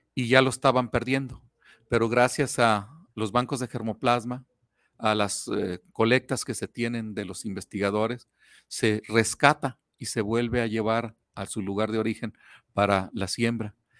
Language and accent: Spanish; Mexico; nosotros como mexicanos